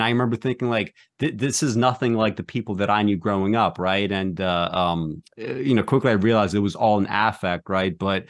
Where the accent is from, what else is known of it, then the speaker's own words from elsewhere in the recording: Brooklyn, New York, United States; I remember, I grew up in Brooklyn, and when I went to college for the first time, I was in a pretty different environment, right?